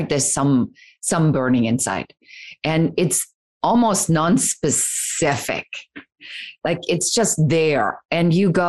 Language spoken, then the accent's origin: English; Germany; now in United States; coming from conservative Germany, wasn't going over so well as I was growing up. And really a story of leaving my home country, coming to America